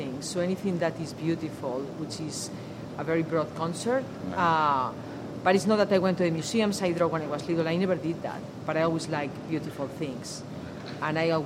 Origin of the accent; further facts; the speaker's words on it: Madrid, Community of Madrid, Spain; moved away as an adult; now in Philadelphia, United States; I'm from Madrid, Spain